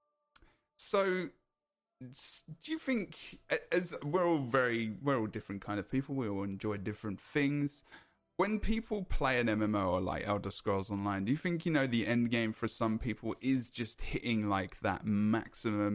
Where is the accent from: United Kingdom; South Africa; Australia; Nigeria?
United Kingdom; I'm British